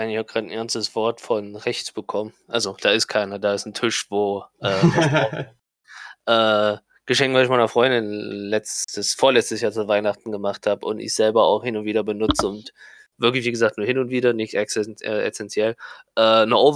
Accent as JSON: {"language": "German", "town": "Kaiserslautern", "region": "Rhineland-Palatinate", "country": "Germany", "said": "Ich komme ja aus Lautern, ich komme ja aus der Ursprungsstadt von Schaffaff."}